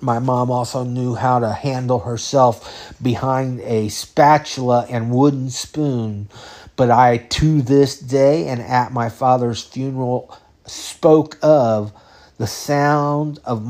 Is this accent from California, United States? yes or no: yes; California, United States; I learned about fatherhood in California. I learned about growing up in California.